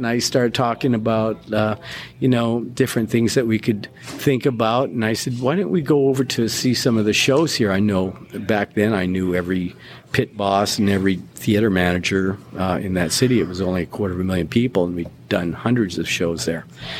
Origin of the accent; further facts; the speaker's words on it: Australia; now in United States; It was when I came over from Australia, the first show I saw in Salt Lake City was the Wild Texas tour